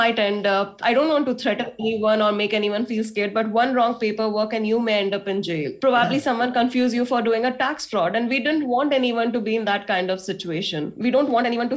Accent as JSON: {"language": "English", "country": "India", "said": "You look at yourself as an Indian"}